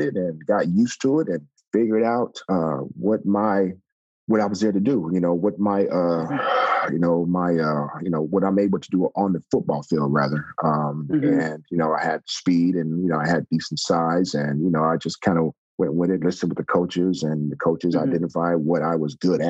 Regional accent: Texas, United States; I'm originally from Texas

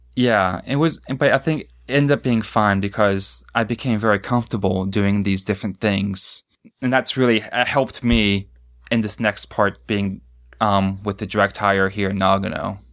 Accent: Pittsburgh, Pennsylvania, United States; moved away as an adult; now in Japan; I grew up outside of Pittsburgh

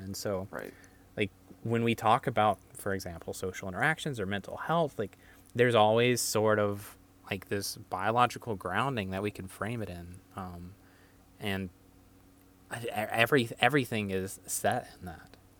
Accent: North Carolina, United States; moved away; also born or lived in Maryland; from North Carolina, was born in South Carolina, but raised in North Carolina most of my life

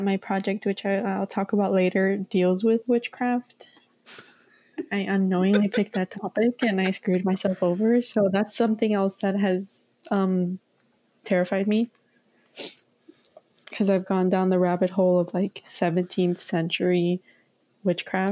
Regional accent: Florida, United States; growing up in Florida

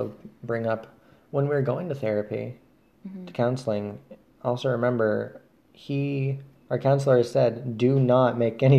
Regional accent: Northeast Kingdom, Vermont, United States; I was born and raised in the Northeast Kingdom

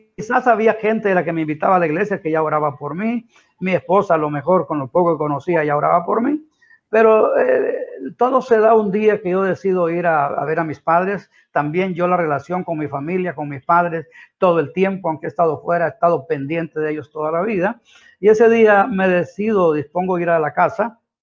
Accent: Santa Bárbara, Honduras; now in San Pedro Sula, Honduras; yo vengo de Santa Bárbara, mi familia es de Santa Bárbara, nací en un, en un monte bien elevado allá, en una, una aldea que se llama La Alianza, en Colina Santa Bárbara

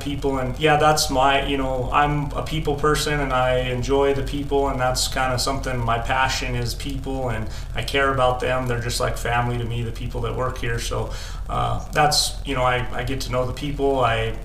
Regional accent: Lamar, Colorado, United States; also born or lived in Texas / Ordway, Colorado; I grew up in Lahana, Colorado

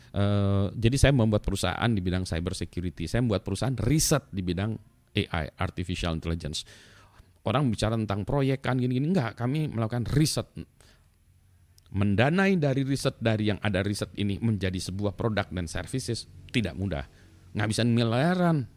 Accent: Indonesia; cuma pasportnya aja orang Indonesia

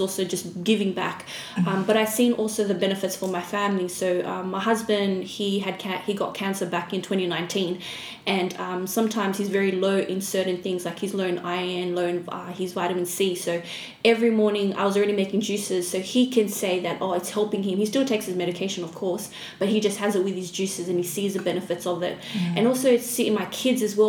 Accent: Australia; also born or lived in Fiji; I was born in Fiji, raised in Australia.

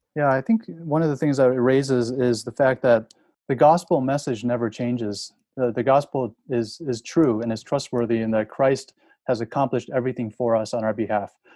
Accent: Chicago, Illinois, United States; moved away as an adult; also born or lived in Denver, Colorado / United Kingdom; now in Boston area, United States; I was born and raised in Chicago

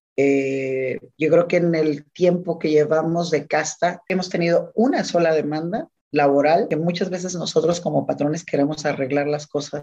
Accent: Ensenada, Baja California, Mexico; yo soy de Ensenada

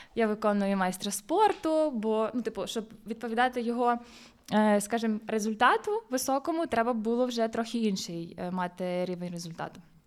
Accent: Busk, Lviv Oblast, Ukraine; в Бузькій дитячо-юнацькій спортивній школі, звідки я родом

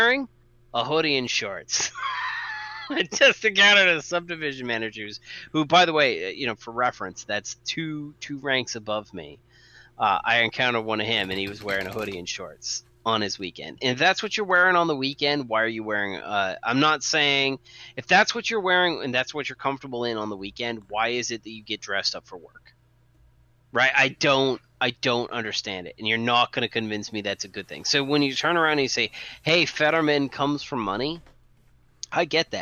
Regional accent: Marblehead, Massachusetts, United States; also born or lived in Trumbull, Connecticut / Vestal, New York; I grew up in a town called Marblehead, and this is the majority of my years growing up. I grew up in Trumbull, Connecticut, Vestal, New York, and Marblehead

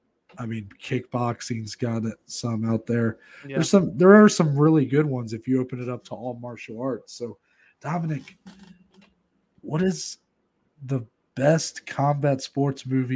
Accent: United States; we're American.

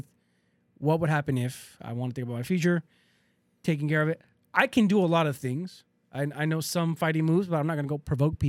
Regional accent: United States; as an American

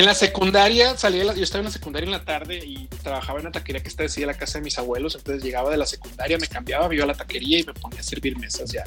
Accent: Culiacán, Sinaloa, Mexico; nací en Culiacán, Sinaloa

